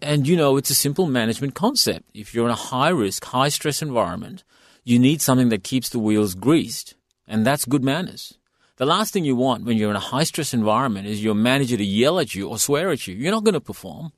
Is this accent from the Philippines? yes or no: no; India; now in Perth, Australia; I come from India